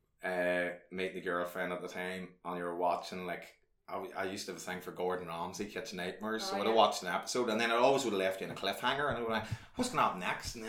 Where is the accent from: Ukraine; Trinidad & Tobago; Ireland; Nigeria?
Ireland; Ardmore; when I was growing up in Ardmore in my early teens, I was about 13, 14